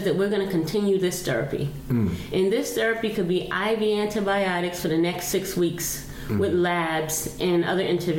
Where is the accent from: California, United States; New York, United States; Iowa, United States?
New York, United States; New York City; I'm from the South Bronx. I'm mm-hmm. born and raised in Patterson Projects.